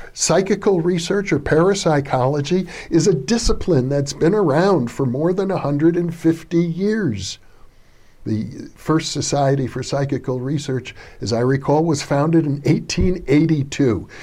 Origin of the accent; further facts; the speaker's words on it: Wisconsin, United States; I grew up in Wisconsin in a small